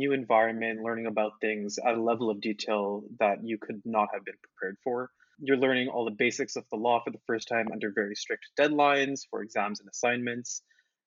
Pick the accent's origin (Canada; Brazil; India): Canada; Montreal, Quebec; although I was from Montreal, my French wasn't incredible.